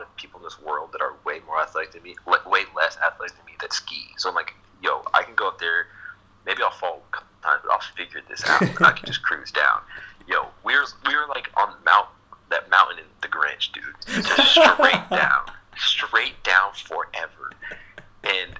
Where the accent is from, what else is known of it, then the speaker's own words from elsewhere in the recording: Indianapolis, Indiana, United States; we're from Indianapolis